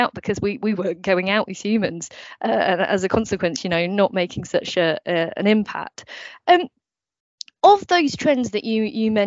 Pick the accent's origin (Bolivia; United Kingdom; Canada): United Kingdom; I'm British